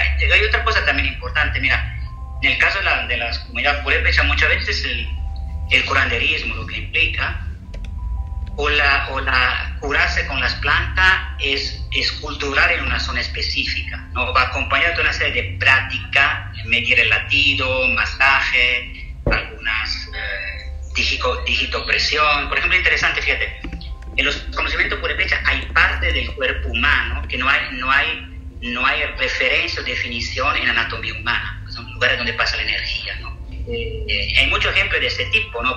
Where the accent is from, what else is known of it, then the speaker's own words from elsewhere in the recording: Southern Italy, Italy; Spanish is a second language; moved away; yo soy de europea, del sur del Mediterráneo, del sur de Italia